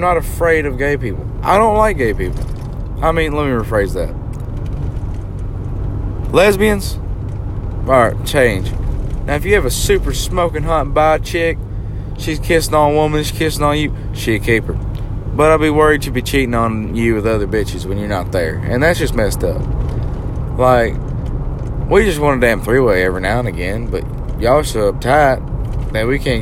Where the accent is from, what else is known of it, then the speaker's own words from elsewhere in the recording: United States; I'm an American